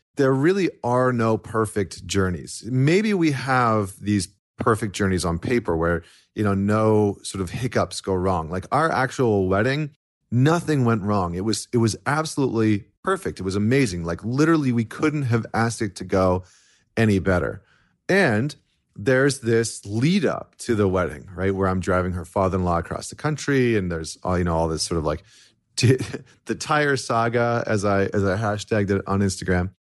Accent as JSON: {"language": "English", "country": "Canada", "said": "as a Canadian"}